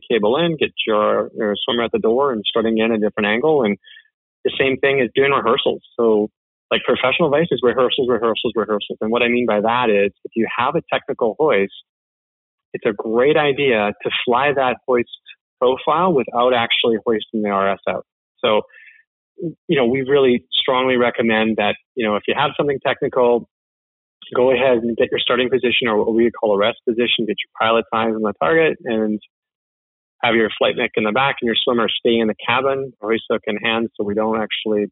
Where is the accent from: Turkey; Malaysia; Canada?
Canada; I'm the Canadian that does not watch hockey